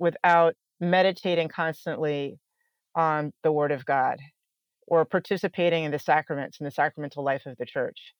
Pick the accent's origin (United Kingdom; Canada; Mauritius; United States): United States; Northern Virginia; also born or lived in Philadelphia; I was born in Philadelphia and raised in Northern Virginia